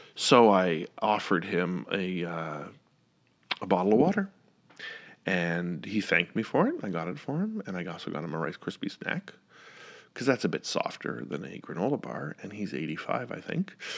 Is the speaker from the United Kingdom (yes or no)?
no; Ottawa, Ontario, Canada; moved away as an adult; now in Northern Virginia, United States; I love Ottawa, I love my hometown